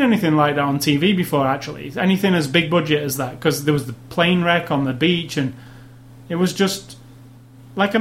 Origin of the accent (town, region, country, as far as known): United Kingdom